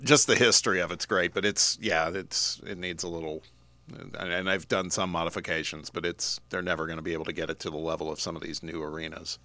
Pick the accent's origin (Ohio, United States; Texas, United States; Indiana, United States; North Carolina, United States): Indiana, United States; Indianapolis; now in Knoxville, United States; that's my hometown